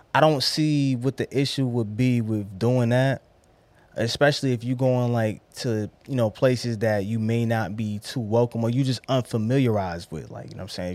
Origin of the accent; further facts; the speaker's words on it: New York City, New York, United States; I'm from Brownsville